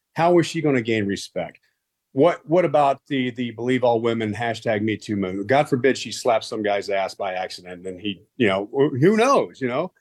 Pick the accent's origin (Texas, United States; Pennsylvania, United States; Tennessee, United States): Texas, United States; I grew up in Texas